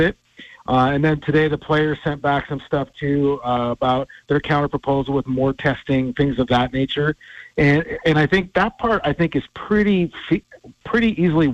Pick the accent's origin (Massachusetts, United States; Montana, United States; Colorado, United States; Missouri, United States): Montana, United States; Havre; moved away as an adult; now in Tacoma, United States; being back in Havre, Montana, my hometown